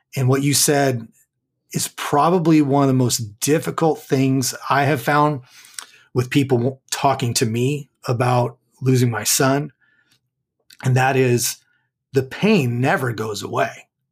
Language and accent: English; Southern California, United States; now in McKinney, Texas, United States; I was born and raised in Southern California